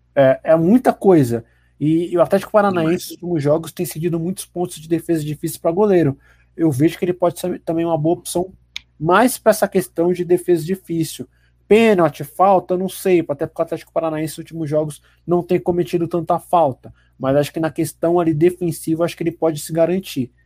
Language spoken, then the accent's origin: Portuguese; São Paulo, Brazil; a gente é aqui da capital de São Paulo